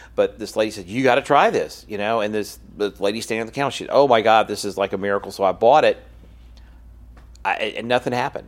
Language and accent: English; Louisiana, United States; in my home state